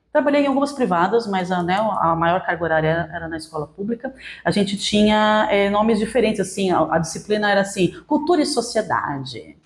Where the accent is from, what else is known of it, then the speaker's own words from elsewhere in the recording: Santos, São Paulo, Brazil; moved away as an adult; also born or lived in Paraná; eu sou nascida e criada em Santos, São Paulo